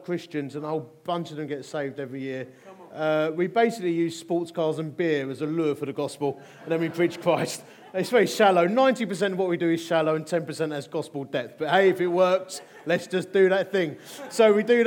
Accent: Dagenham, London, United Kingdom; I'm from Essex. Born in Romford. Well, officially it was Dagenham

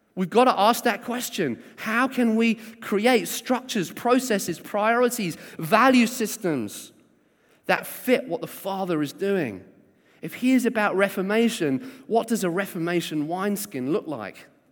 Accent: South Coast, South East England, United Kingdom; also born or lived in Sheffield; I was born in Sheffield and then kind of raised on the South Coast.

